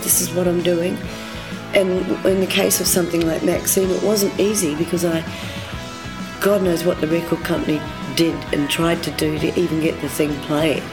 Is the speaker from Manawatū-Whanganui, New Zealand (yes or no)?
no; Nelson, New Zealand; I grew up in Nelson